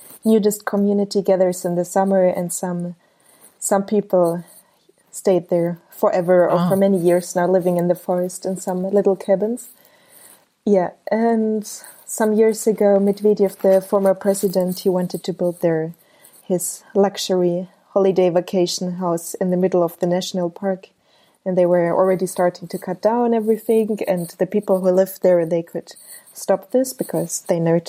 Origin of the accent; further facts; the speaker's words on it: Ulm, Baden-Württemberg, Germany; moved away as an adult; now in Moscow, Russia; I grew up in Germany, yeah. I was born in Germany.